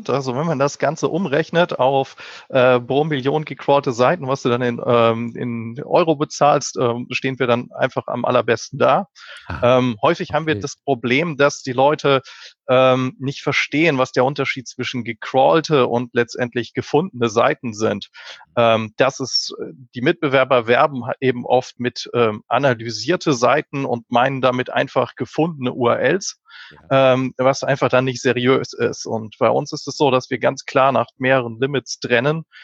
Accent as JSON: {"language": "German", "region": "Berlin", "country": "Germany", "said": "ich komme aus Berlin, äh, dem wunderbaren Deutschland."}